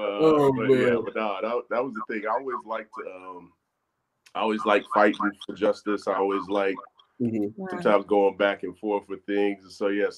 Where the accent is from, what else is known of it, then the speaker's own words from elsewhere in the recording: Charlotte, North Carolina, United States; I'm 100% born and raised